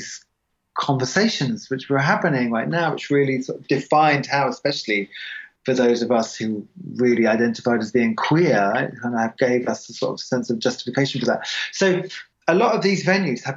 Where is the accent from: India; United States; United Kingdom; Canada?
United Kingdom; England; moved away; I'm English